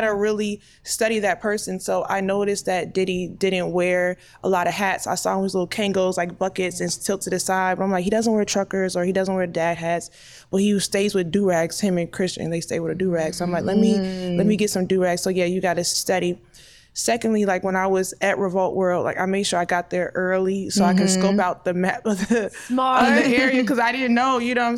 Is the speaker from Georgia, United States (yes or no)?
yes; Clayton County, Georgia, United States; So me and Waka, we're both from the South Side, Clayco. Shout out to Clayton County, Clayco, Riverdale, Terre Boulevard, Lovejoy, Hampton